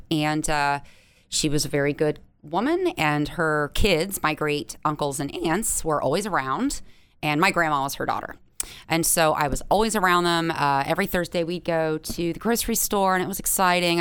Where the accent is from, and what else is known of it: London, Ohio, United States; born or raised there; moved away